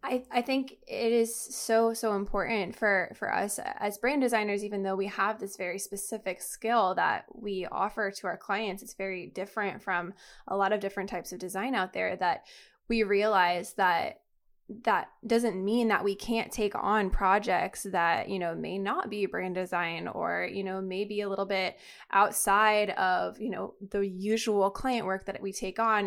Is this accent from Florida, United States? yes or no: yes; Florida, United States; moved away as an adult; also born or lived in New York; when I was living in New York because I'm from Florida